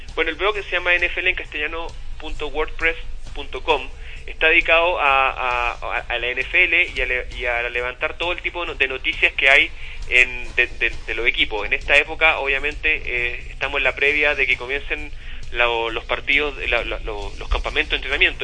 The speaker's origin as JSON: {"language": "Spanish", "town": "Chuquicamata", "region": "Antofagasta", "country": "Chile", "tie": "born or raised there", "also_born_or_lived": "Illinois, United States", "said": "yo me crié en Chuquicamata"}